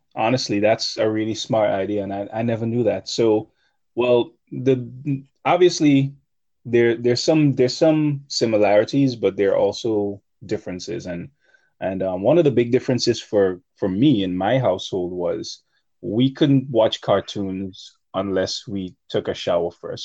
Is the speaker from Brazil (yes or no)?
no; Grenada; I grew up in Grenada